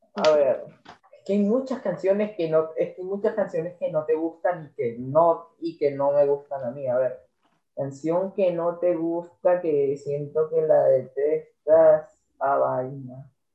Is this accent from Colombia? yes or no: yes; Colombia; soy colombiano